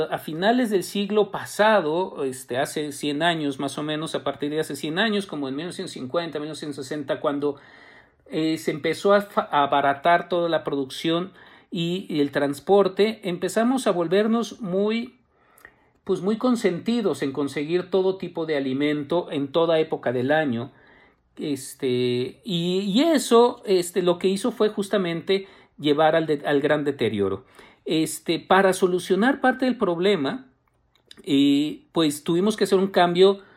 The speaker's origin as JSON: {"language": "Spanish", "region": "Mexico City", "country": "Mexico", "said": "yo soy chilango"}